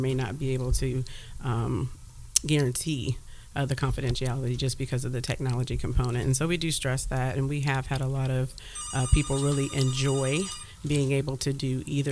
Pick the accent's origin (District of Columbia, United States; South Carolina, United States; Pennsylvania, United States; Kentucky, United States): Kentucky, United States; Louisville; moved away as an adult; now in Columbus, United States; I'm actually from Louisville.